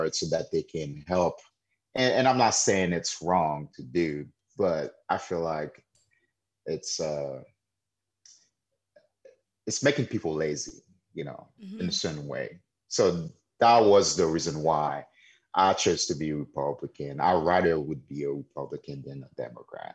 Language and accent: English; Haiti; born or raised there; now in United States